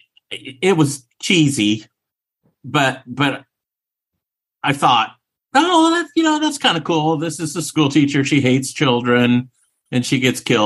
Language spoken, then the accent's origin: English; Oklahoma, United States; my home state of Oklahoma